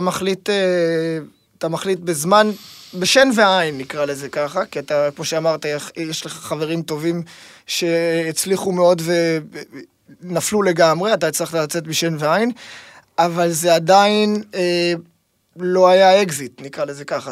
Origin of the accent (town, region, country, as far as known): Tel Aviv, Tel Aviv District, Israel; born or raised there